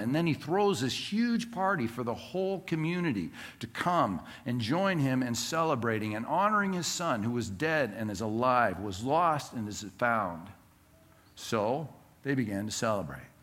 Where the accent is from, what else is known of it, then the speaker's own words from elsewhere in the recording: Southern California, United States; Growing up in Southern California, our house property was uh, bordered by two different neighbors